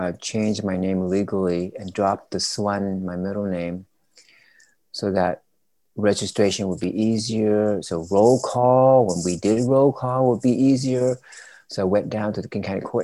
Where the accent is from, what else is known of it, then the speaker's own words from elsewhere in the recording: Vietnam; moved away; I'm still from Vietnam